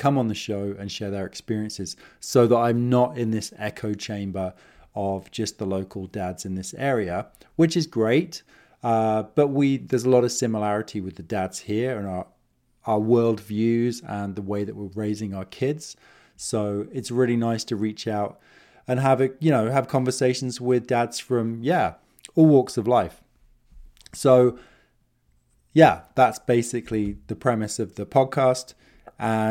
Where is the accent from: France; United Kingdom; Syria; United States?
United Kingdom; now in Kootenay region, British Columbia, Canada; I'm an expat, originally from the UK. I'm British Canadian. I'm here in the Kootenay region of British Columbia